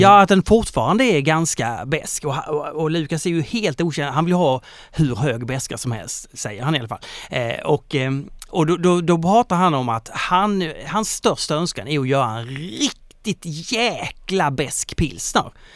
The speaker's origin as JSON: {"language": "Swedish", "town": "Kristianstad", "region": "Skåne", "country": "Sweden", "tie": "born or raised there", "moved": "yes", "said": "jag är från Kristianstad"}